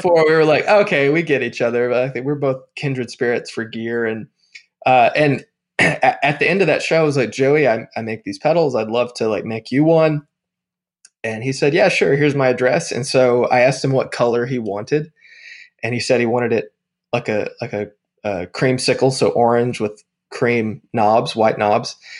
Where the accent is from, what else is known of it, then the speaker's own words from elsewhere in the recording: Tennessee, United States; now in Nashville, United States; I've lived in Tennessee my whole life. So I grew up only like an hour and a half from Nashville